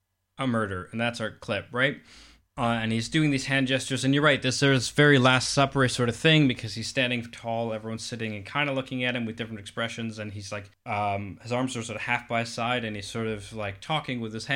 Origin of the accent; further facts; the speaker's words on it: Calgary, Alberta, Canada; I grew up in Calgary, Canada, and we had A&E, which I think is arts and entertainment